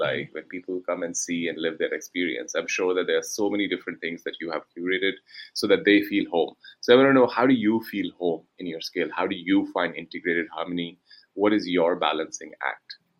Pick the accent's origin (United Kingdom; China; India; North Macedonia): India; I come from India